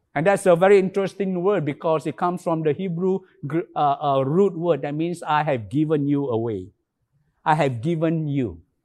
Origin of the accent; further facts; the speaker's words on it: Alor Setar, Kedah, Malaysia; Alostar, my hometown